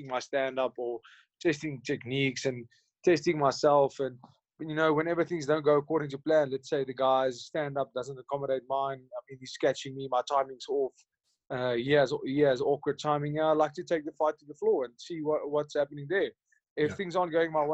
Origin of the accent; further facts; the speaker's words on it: Hartbeespoort, North West, South Africa; I grew up in a town called Hartbeespoort Dam